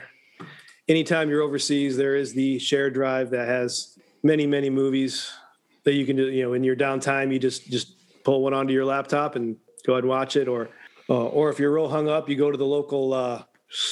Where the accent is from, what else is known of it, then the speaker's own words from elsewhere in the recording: rural Illinois, United States; moved away as an adult; now in Atlanta, United States; I do come from rural Illinois, and at 18, I left and joined the Army.